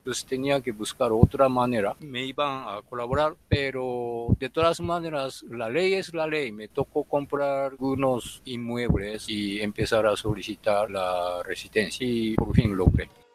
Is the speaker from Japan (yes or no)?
yes; Japan; Spanish is a second language; moved away as an adult; now in Medellín, Colombia